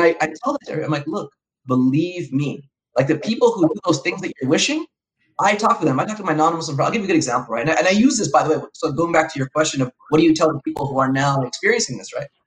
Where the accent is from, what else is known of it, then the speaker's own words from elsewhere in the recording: Los Angeles, California, United States; I was raised in Southern California. I was born in Los Angeles